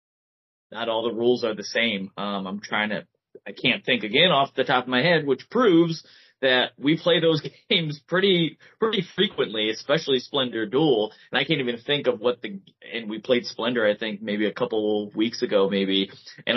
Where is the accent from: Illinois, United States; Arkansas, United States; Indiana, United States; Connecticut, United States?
Connecticut, United States; We are from Connecticut